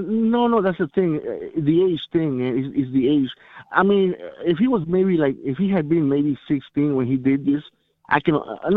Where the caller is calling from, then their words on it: Miami, Florida, United States; Hi, thank you. … from Miami.